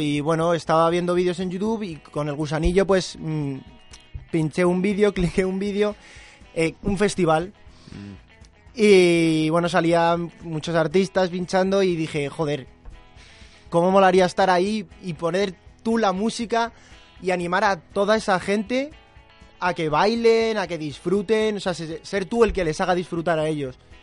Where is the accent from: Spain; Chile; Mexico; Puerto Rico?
Spain; Barcelona, Catalonia; now in Madrid, Spain; yo soy de Barcelona, pues tengo más. Tengo gente y familia y conozco a gente allí